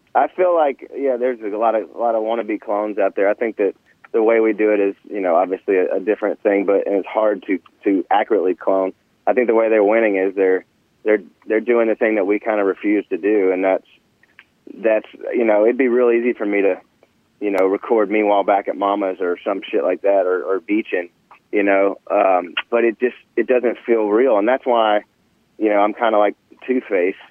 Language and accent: English; Nashville, Tennessee, United States; growing up in Nashville, man. I, you know, I was born here